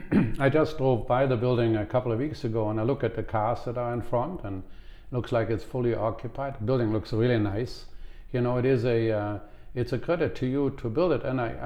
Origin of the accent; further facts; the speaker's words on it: Cologne, North Rhine-Westphalia, Germany; moved away; My hometown is Cologne